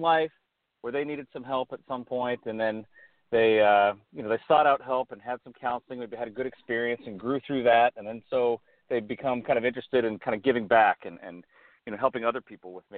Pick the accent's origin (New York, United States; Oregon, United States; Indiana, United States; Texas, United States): Oregon, United States; moved away as an adult; now in Pasadena, United States; I grew up in Oregon, and came down from Oregon to California to go to graduate school in psychology